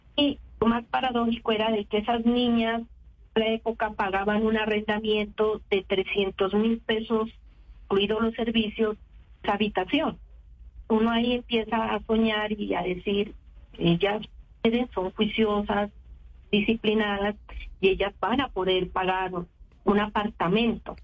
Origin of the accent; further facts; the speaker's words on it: Pasto, Nariño, Colombia; Soy pastusa